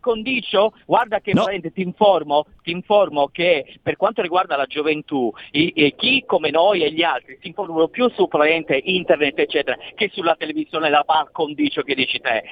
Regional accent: Florence, Tuscany, Italy; io sono di Firenze

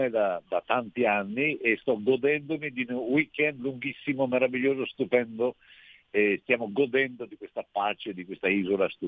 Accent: Peschiera del Garda, Veneto, Italy; Beh, sono nato a Peschiera di Garda, chiaramente eh, eh, crescendo lì venivano a girare dei film di pirati

